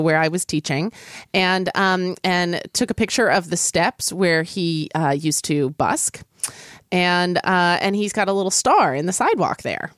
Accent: Oklahoma City, Oklahoma, United States; I grew up in Oklahoma City

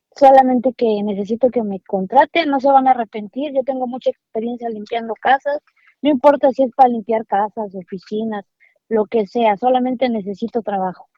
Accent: Puebla, Mexico; also born or lived in New York, United States; now in Downey, United States; soy de México, Puebla

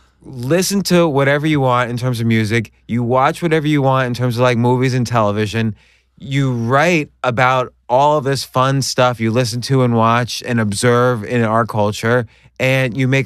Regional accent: New York, United States; I'm from New York.

